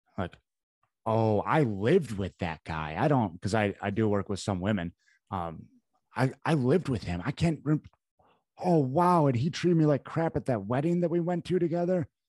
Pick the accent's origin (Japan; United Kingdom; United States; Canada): United States; Midwest; I grew up in the Midwest